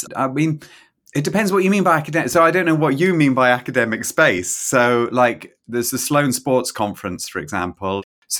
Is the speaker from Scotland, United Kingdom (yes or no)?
yes; Scotland, United Kingdom; also born or lived in England; I grew up in Scotland. I'm English originally, as you can hear, but I grew up in Scotland. I did my degree in Edinburgh and I did a PhD in Manchester.